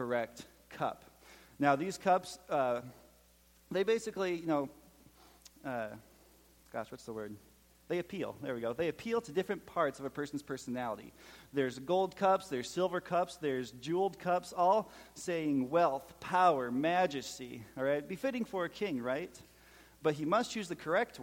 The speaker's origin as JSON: {"language": "English", "region": "Minnesota", "country": "United States", "accent": "Minnesotan", "moved": "as an adult", "lives_now": "Tennessee, United States", "said": "my Minnesotan accent"}